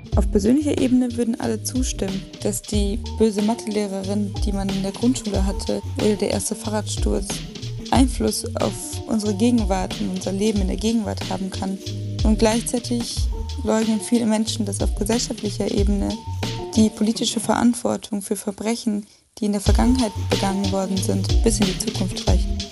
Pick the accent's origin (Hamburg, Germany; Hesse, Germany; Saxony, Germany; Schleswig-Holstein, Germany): Saxony, Germany; Leipzig; moved away as an adult; also born or lived in Braunschweig / Hildesheim; now in Berlin, Germany; Ich bin geboren und aufgewachsen in Leipzig und lebe jetzt schon mindestens elf, nein, fast zwölf Jahre in Berlin